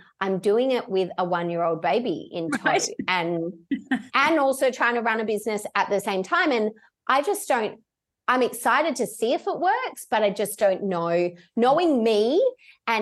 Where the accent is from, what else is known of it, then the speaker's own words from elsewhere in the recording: Perth, Western Australia, Australia; moved away as an adult; I'm born and bred in Perth.